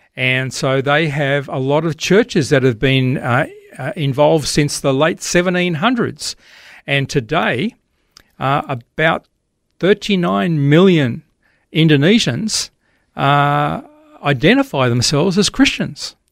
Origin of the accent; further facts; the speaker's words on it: Queensland, Australia; I'd hardly ever seen any snow as an Aussie living in Queensland